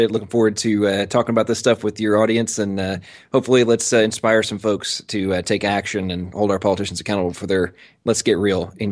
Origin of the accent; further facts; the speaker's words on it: England, United Kingdom; I'm American, but I was born and raised in England. Uh, my father was a military contractor, and uh, they moved over there uh, about 10 days before I was born.